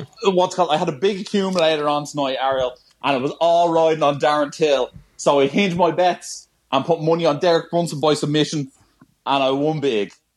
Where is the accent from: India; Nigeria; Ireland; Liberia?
Ireland; I am Irish